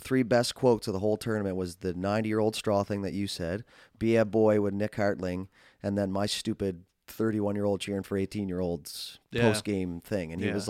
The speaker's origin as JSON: {"language": "English", "town": "Fairview", "country": "Canada", "said": "I don't know if it's because I'm from Fairview"}